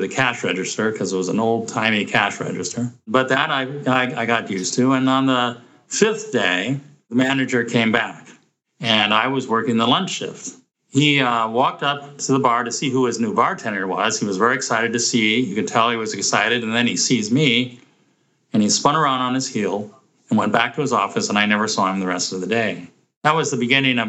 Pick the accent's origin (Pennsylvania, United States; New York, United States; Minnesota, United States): Minnesota, United States; Roseville; I grew up in Roseville, Minnesota.